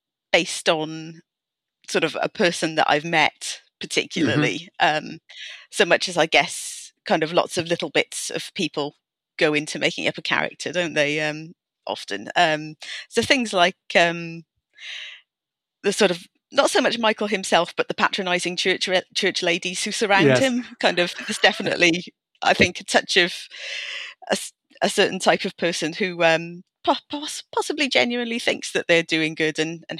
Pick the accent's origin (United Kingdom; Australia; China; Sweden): United Kingdom; Wales; As you might have noticed, I'm Welsh, which means that you grow up immersed in language politics, whether you want to or not.